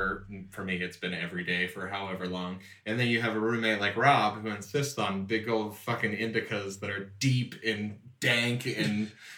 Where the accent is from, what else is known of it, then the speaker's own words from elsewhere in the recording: Kentucky, United States; I grew up in Kentucky where we have White Castle.